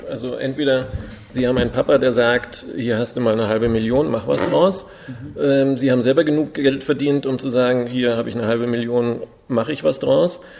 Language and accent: German; Munich, Bavaria, Germany; accent: Standard German; ich bin ein Urmünchner. Ich bin in München geboren, in Schwabing und bin halt sehr hochdeutsch aufgewachsen